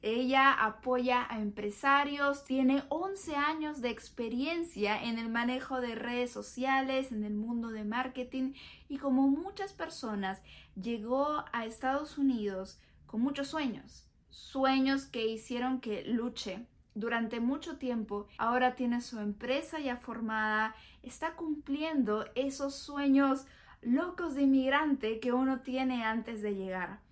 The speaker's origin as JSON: {"language": "Spanish", "region": "Lima", "country": "Peru", "moved": "yes", "lives_now": "United States", "said": "yo soy de Lima."}